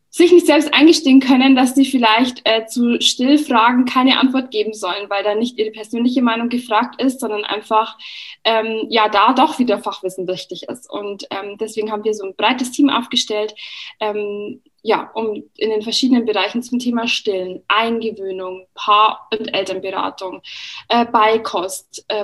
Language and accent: German; Bavaria, Germany; Ich habe zwei Kinder. Ich komme aus der Oberpfalz und bin Bloggerin und Kolumnistin.